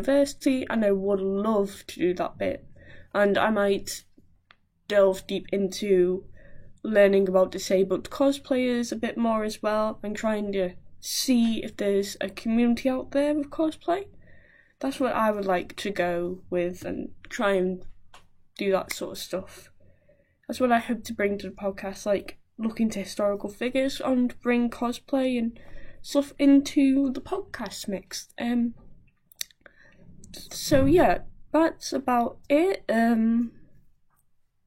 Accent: Wallasey, North West England, United Kingdom; I'm 19, I'm from Wallasey

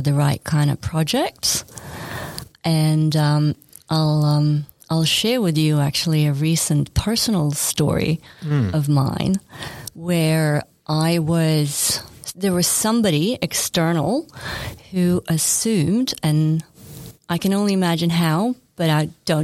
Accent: Sweden; moved away as an adult; also born or lived in New York City; now in Australia; I grew up in Sweden.

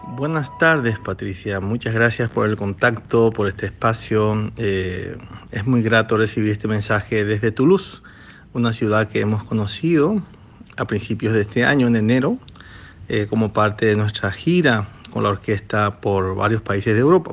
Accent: Carapeguá, Paraguarí, Paraguay; en mi pueblo, en mi ciudad, eh, que se llama Carapegua, que da 83 kilómetros de Asunción

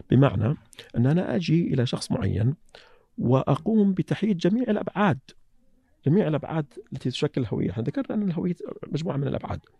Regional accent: Saihat, Eastern Province, Saudi Arabia; سيهات اي سيهات لهجتنا يقولون انها قريبه من لهجه اهل الكويت

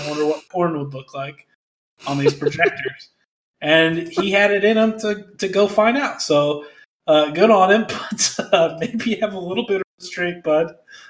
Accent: Plymouth, Indiana, United States; My hometown Plymouth High School.

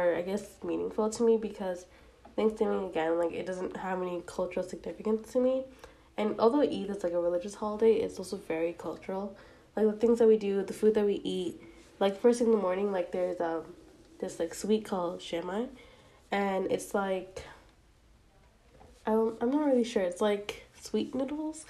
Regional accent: United States; I'm Asian American, specifically South Asian

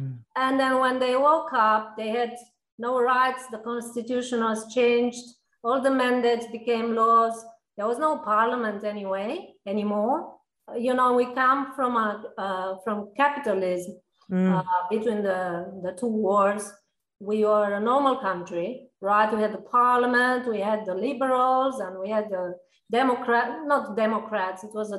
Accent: Romania; moved away as an adult; also born or lived in Italy / Egypt; I was born in Romania.

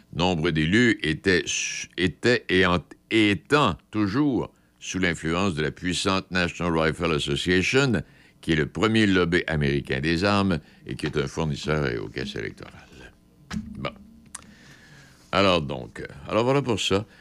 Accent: Quebec, Canada; chez nous au Québec

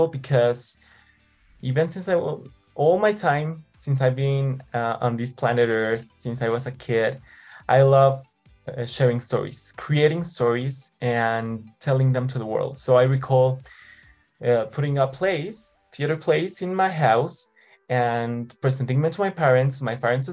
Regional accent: Mexico City, Mexico; I was born and raised in Mexico City. Mexico is my country.

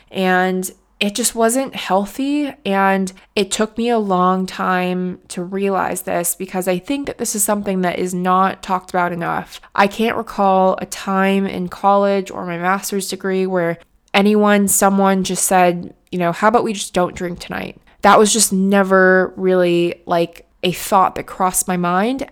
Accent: United States; moved away as an adult; now in United Kingdom; being an American in the U K

